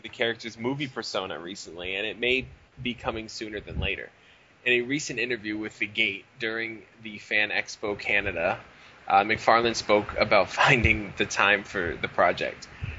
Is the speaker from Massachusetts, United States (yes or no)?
yes; Boston, Massachusetts, United States; You know, growing up in Southie.